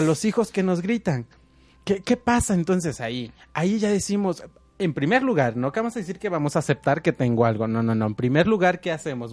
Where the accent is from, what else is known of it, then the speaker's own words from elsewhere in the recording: Mexico; nosotros como mexicanos eh, siempre queremos llevar un cambio